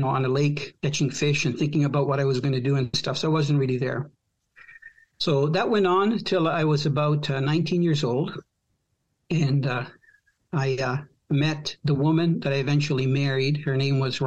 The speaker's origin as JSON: {"language": "English", "country": "Croatia", "tie": "born or raised there", "moved": "yes", "lives_now": "Canada", "said": "I was born from a country that doesn't exist. And that country was former Yugoslavia. So technically, I'm Croatian now"}